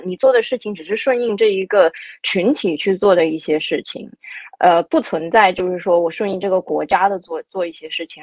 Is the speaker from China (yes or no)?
yes; China; moved away as an adult; also born or lived in France / Singapore; 我也是唯一一个中国人